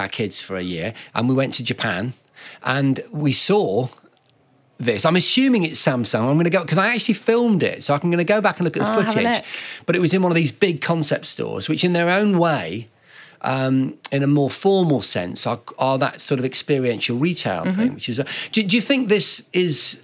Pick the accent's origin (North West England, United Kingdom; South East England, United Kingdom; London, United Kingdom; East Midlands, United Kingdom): East Midlands, United Kingdom; Lincoln; I come from Lincoln